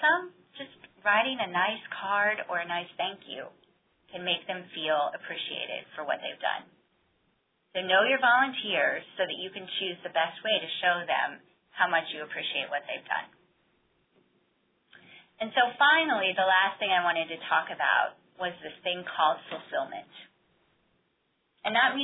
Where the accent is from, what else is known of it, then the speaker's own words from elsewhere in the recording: Iowa, United States; moved away; a recent trip that I took back to my hometown in Iowa